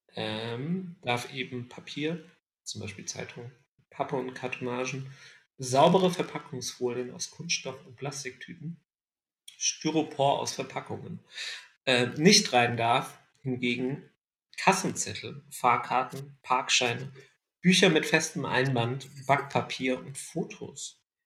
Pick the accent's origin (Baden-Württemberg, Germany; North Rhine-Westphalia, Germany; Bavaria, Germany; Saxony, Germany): Baden-Württemberg, Germany; Ludwigsburg; moved away; in meiner alten Heimat Ludwigsburg verbracht